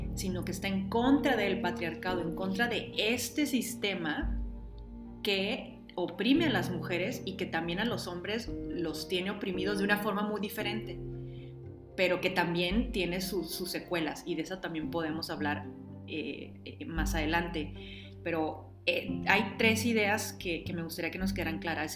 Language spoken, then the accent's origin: Spanish; Mexico